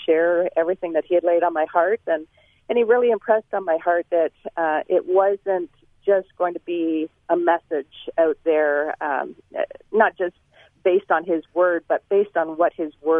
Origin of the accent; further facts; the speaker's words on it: Toronto, Ontario, Canada; I was born and raised in Toronto, Ontario